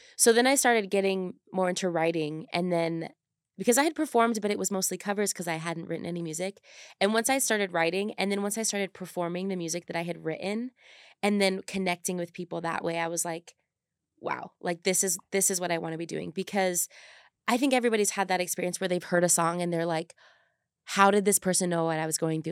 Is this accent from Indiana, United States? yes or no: no; California, United States; moved away as an adult; now in Utah, United States; growing up in California, moving to Utah 'cause I thought I wanted to be a dental hygienist